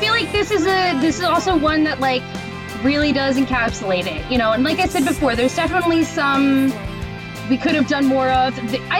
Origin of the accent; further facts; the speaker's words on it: Long Island, New York, United States; I graduated high school in 2006. I'm also from Long Island